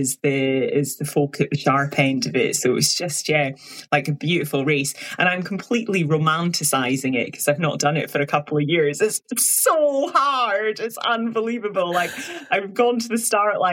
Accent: Highlands of Scotland, United Kingdom; I'm from the Highlands of Scotland

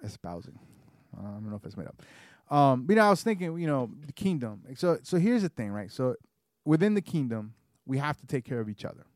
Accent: the South, United States; I grew up in the South, so I have a more of a genteel manner.

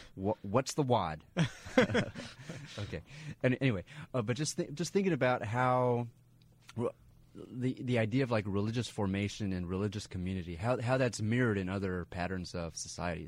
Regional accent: Grant County, New Mexico, United States; I grew up in uh, rural rural New Mexico

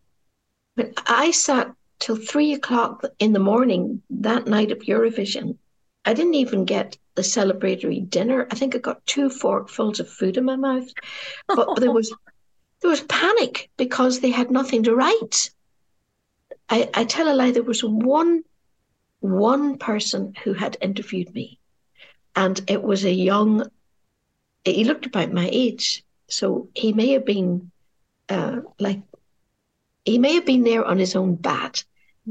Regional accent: Derry, Northern Ireland, United Kingdom; the people of my hometown

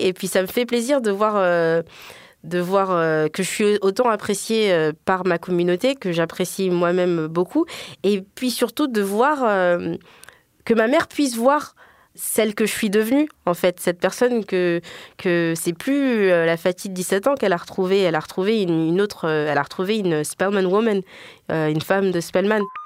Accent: Guinea; moved away as an adult; je suis guinéenne.

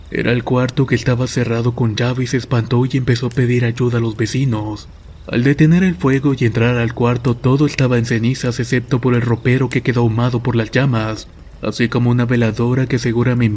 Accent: Saltillo, Coahuila, Mexico; Soy originario de Saltillo, Coahuila y estas son cuatro historias.

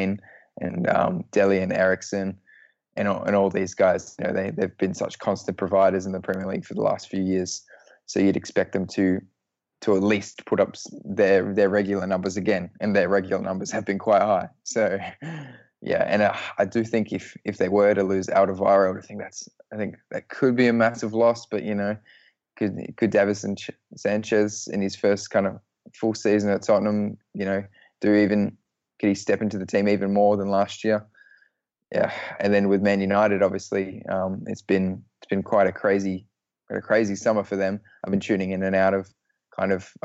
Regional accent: Australia; an Australian

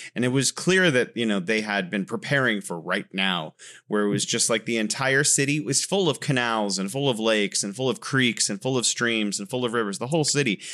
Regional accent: California, United States; moved away as an adult; now in Wuhan, China; growing up in California

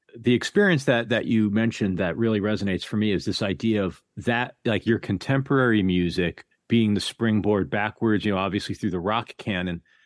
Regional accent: New Haven, Connecticut, United States; I grew up outside of New Haven, Connecticut

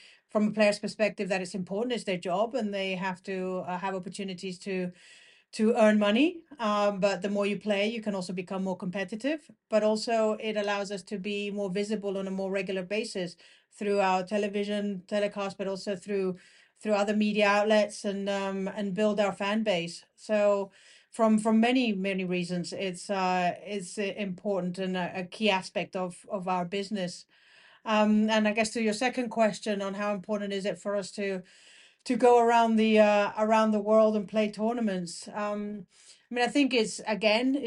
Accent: Canary Islands, Spain; I grew up in the Canary Islands. That's where I'm from

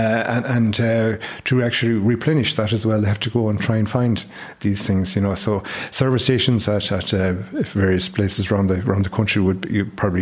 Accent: Mayo, Connacht, Ireland; I'm from Mayo, and I have relatives in Achill

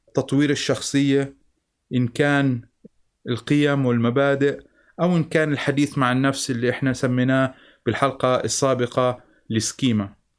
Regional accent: Jordan; أنا انولدت بالأردن بسنة 1969

